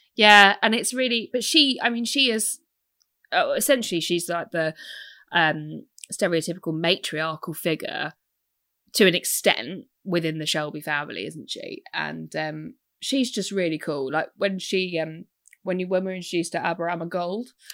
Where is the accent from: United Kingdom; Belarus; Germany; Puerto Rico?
United Kingdom; I'm British.